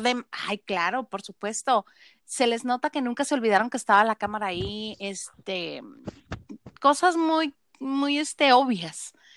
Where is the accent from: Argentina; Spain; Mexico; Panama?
Mexico; northern Mexico; soy norteña